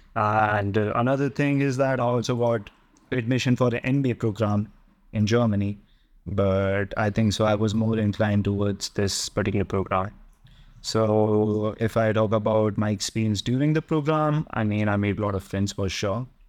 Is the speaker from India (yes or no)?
yes; Delhi, India; moved away as an adult; also born or lived in Netherlands; I'm from Delhi, India